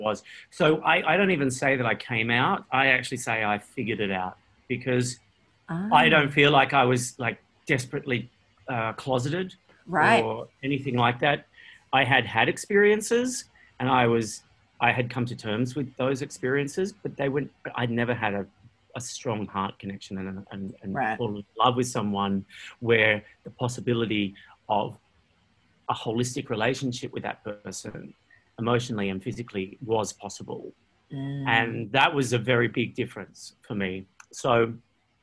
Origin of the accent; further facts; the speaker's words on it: Australia; moved away as an adult; also born or lived in London; as an Australian or a Commonwealth citizen